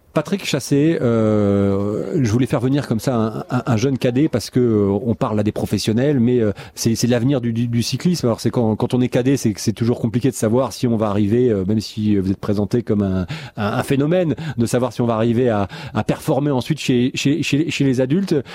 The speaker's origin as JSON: {"language": "French", "country": "France", "said": "on est français un peu chauvin"}